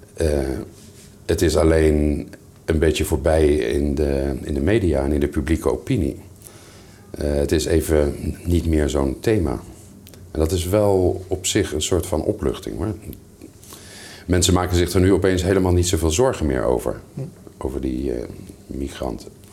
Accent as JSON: {"language": "Dutch", "country": "Netherlands", "moved": "yes", "said": "mijn vaderland in, in Nederland"}